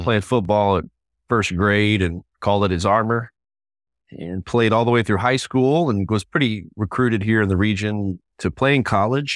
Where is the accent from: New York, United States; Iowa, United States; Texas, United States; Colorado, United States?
Texas, United States; moved away as an adult; also born or lived in Waco, Texas; now in Indianapolis, United States; I'm a native Texan, fifth generation Texan